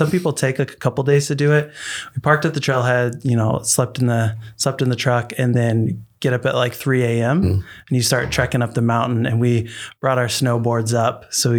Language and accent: English; Pacific Northwest, United States; growing up in the Pacific Northwest, having access to so many great forests and national parks